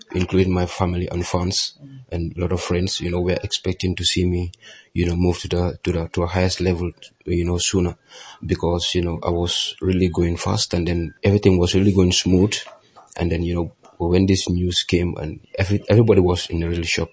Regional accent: Gambia; here in the Gambia

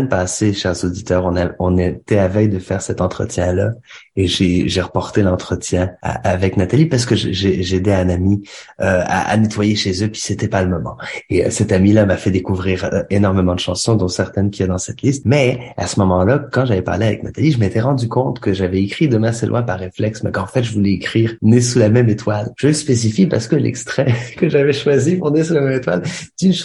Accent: Canada; also born or lived in Algeria; même si je suis né en Algérie et que j'ai grandi au Canada, ma mère est française du Loir-et-Cher, de Candé-sur-Beuvron.

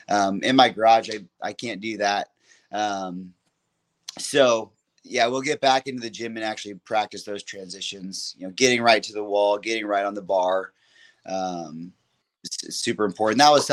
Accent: Alabama, United States; And like, we're from Alabama.

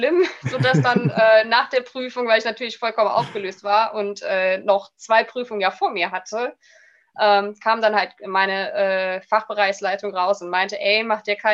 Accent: Rhineland-Palatinate, Germany; also born or lived in Leipzig; habe mich dann wieder in meiner Heimat Rheinland-Pfalz beworben, weil äh, ich halt, ja, wie zu Beginn schon erwähnt, ein kleiner Heimscheißer bin

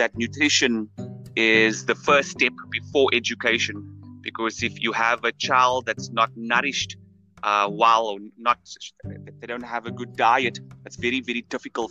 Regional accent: Cape Town, Western Cape, South Africa; I come from the Cape Flats

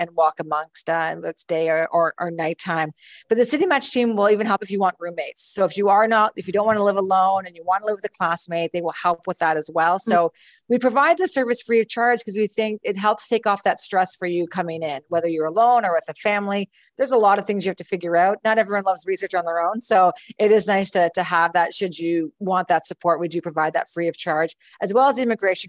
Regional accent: Canada; as a Canadian

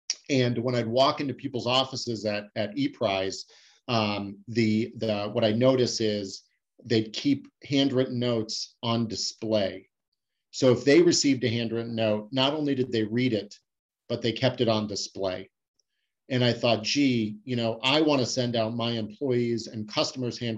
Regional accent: Scottsdale, Arizona, United States; moved away as an adult; also born or lived in San Diego; I moved back to where I grew up in Scottsdale, Arizona

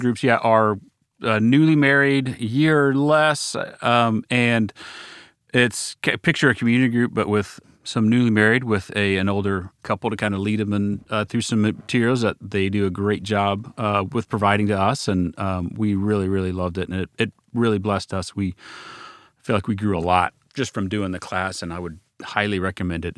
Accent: Dallas, Texas, United States; also born or lived in Waco, Texas; We're both from Dallas, uh, live back in Dallas now

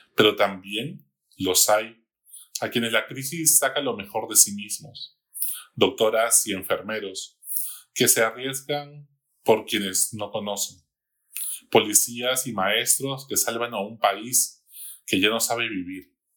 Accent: Peru; como peruanos

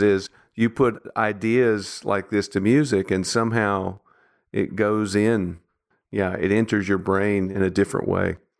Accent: Nashville, Tennessee, United States; I grew up in Nashville

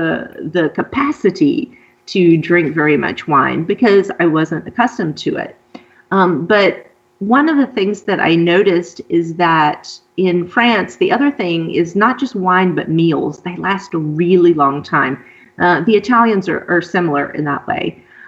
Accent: Deep South, United States; And it's not something that I ever experienced in the U.S. Particularly, I grew up in the Deep South and I grew up in the Bible Belt.

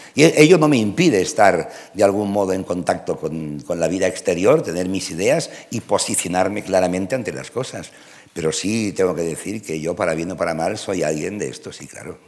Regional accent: Catalonia, Spain; first language Spanish; also born or lived in Madrid; soy profundamente catalán, enteramente español

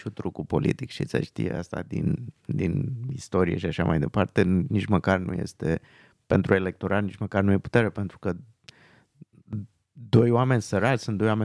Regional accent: Transylvania, Romania; Și da, da, eu, uh, eu sunt din Transilvania, noi n-am avut robi.

